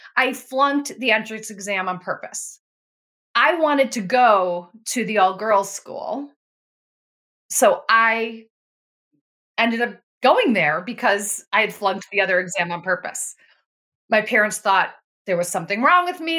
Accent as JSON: {"language": "English", "town": "Buffalo", "region": "New York", "country": "United States", "tie": "born or raised there", "said": "I grew up in Buffalo, New York."}